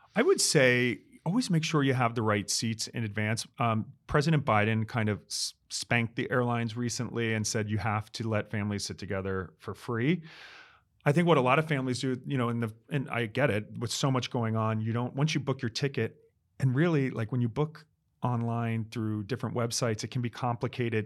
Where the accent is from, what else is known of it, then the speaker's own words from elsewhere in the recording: New York, United States; I'm the New Yorker